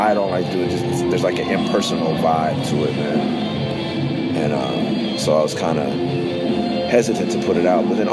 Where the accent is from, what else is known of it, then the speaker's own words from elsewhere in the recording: West Coast, United States; also born or lived in Bay Area; I'm from the West Coast, but we were living in the Bay Area